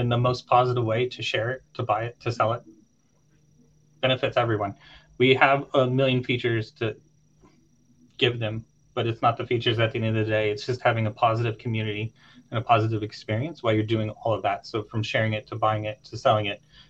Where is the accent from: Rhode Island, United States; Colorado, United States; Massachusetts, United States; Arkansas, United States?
Arkansas, United States; Little Rock; moved away as an adult; also born or lived in Turkey; I grew up in Little Rock, Arkansas, in the middle of nowhere.